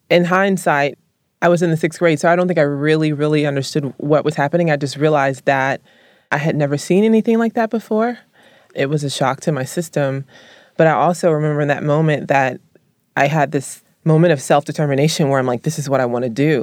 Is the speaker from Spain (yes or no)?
no; Columbus, the South, United States; moved away; I was raised in the South